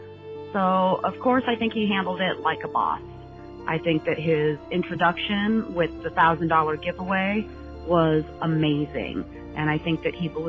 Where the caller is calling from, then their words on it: Aravaca, Arizona, United States; I'm calling from Aravaca, Arizona